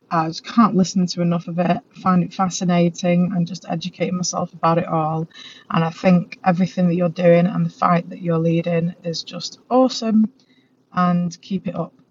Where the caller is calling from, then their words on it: Manchester, North West England, United Kingdom; I'm listening in from Manchester, England.